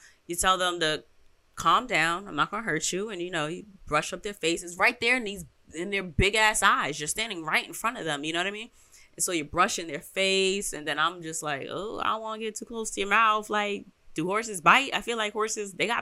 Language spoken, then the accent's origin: English; New York, United States; I'm from New York